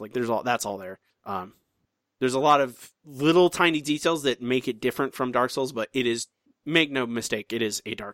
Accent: Florida, United States; my home state

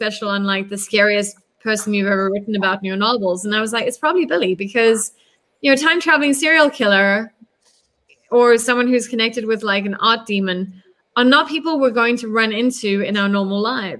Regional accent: South Africa; also born or lived in United States; as a South African, having grown up under the apartheid state

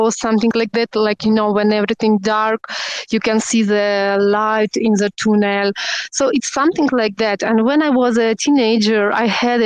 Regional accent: Russia; English is a second language; moved away as an adult; now in Turkey; I'm normally from Russia, but I'm living in Turkey like 7 years already

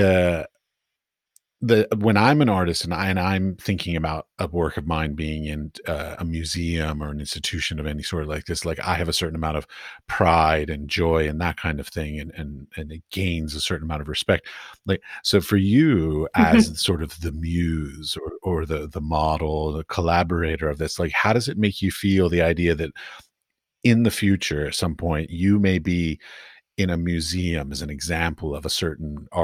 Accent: United States; moved away as an adult; now in Europe; I'm an American.

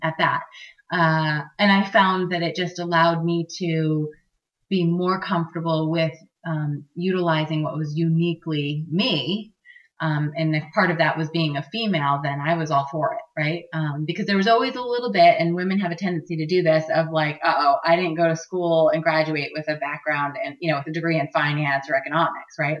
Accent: Maine, United States; Maine is my home state.

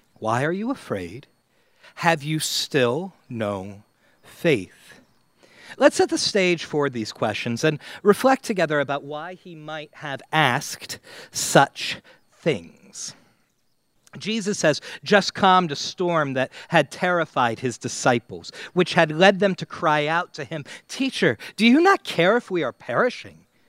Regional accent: United States; as an American

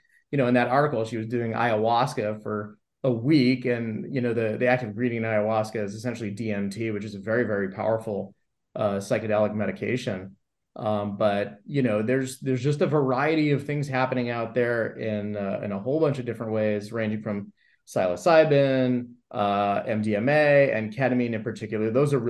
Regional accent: Los Angeles, California, United States; I grew up in the Valley in LA, and my mother was really into a lot of that kind of stuff.

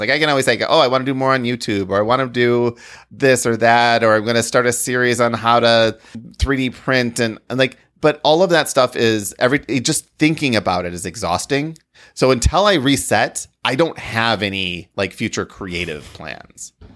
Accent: Grand Rapids, Michigan, United States; I grew up in Grand Rapids

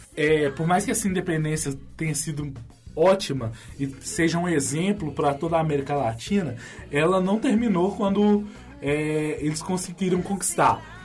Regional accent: Brazil; a gente, como brasileiro

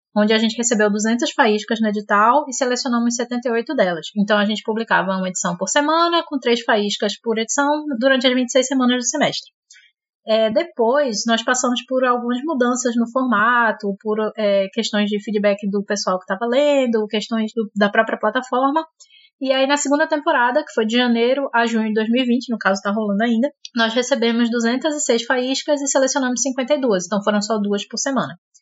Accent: Recife, Pernambuco, Brazil; sou de Recife

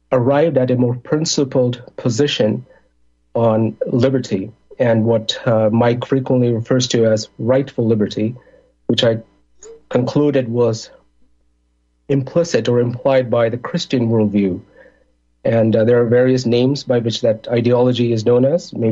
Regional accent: India; moved away as an adult; also born or lived in Middle East; now in Chicago, United States; I'm originally from India. I grew up in the Middle East because that's where my parents um, temporarily migrated to for work. I, I did college back in India. And then I came to Chicago in 2004.

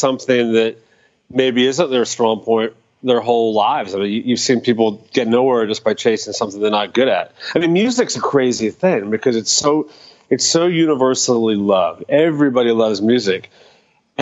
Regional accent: Dallas, Texas, United States; I grew up in Dallas

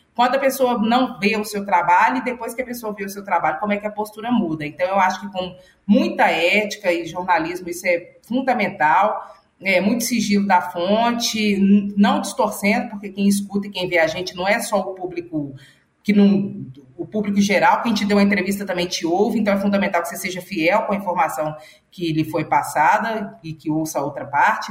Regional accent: Belo Horizonte, Minas Gerais, Brazil; moved away as an adult; now in Brasília, Brazil; eu sou do Taquari

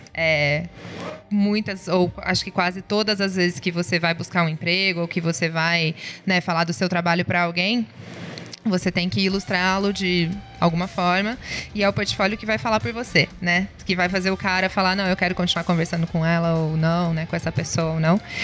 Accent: Ribeirão Preto, São Paulo, Brazil; eu sou empresária, é, sou aqui de Ribeirão Preto.

